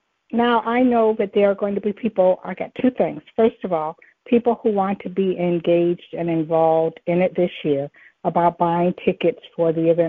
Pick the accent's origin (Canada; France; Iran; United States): United States; Michigan; I was there 1 year and I'm from Michigan.